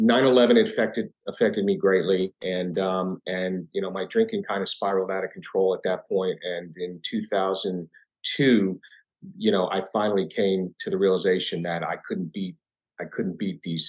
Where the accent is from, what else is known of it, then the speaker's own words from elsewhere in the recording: New York area, United States; I grew up in the New York area and in the 70s